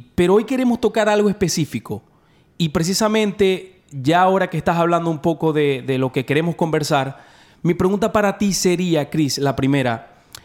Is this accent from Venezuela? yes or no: yes; Venezuela; now in Dallas, United States; Nosotros somos de Venezuela